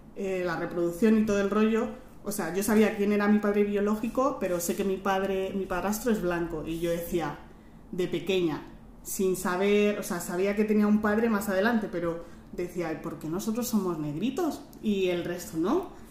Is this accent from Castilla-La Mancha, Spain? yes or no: no; Madrid, Community of Madrid, Spain; yo soy de Madrid